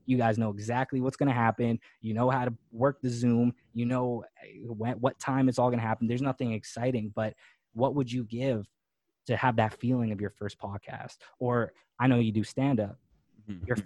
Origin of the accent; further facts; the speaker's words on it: Winnipeg, Manitoba, Canada; moved away as an adult; now in Los Angeles, United States; growing up in Winnipeg, Manitoba.